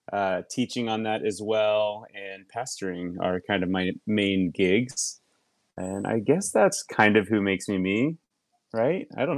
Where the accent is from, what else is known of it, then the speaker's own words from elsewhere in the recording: Lilburn, Georgia, United States; moved away as an adult; also born or lived in Atlanta, Georgia / Pasadena, California; now in North Hollywood, United States; I am originally from the South. I'm from Atlanta, Georgia. I was born and raised there. Just outside in a small town called Lilburn. And then I lived in Atlanta for 10 years